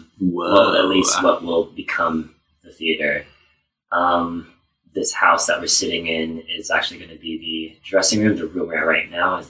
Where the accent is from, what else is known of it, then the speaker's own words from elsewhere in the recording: San Diego, California, United States; I'm born and raised in San Diego. Just never wanted to leave here, I guess.